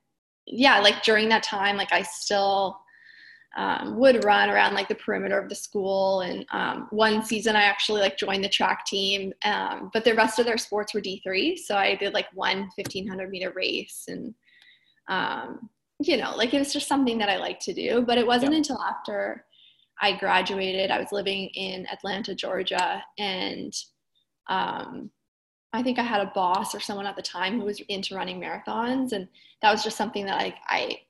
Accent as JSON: {"language": "English", "town": "Kenora", "region": "Ontario", "country": "Canada", "tie": "born or raised there", "moved": "yes", "lives_now": "Brooklyn, United States", "said": "I grew up in Northern Ontario in Kenora."}